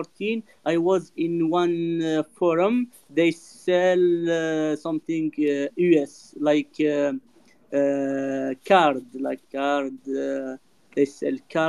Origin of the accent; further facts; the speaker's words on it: France; also born or lived in Dubai; I'm from France.